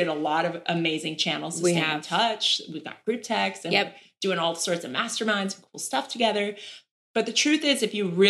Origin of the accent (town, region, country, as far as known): Erie, Pennsylvania, United States; born or raised there